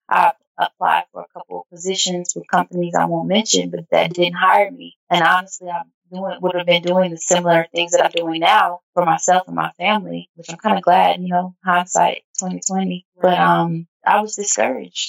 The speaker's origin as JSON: {"language": "English", "town": "Nashville", "region": "Tennessee", "country": "United States", "tie": "born or raised there", "moved": "yes", "said": "my hometown, to Nashville, Tennessee"}